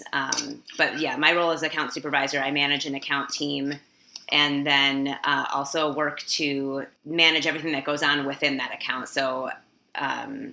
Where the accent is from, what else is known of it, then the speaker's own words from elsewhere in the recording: Midwest, United States; also born or lived in Minneapolis, Minnesota; I live in Minneapolis, Minnesota. I grew up in the Midwest in the United States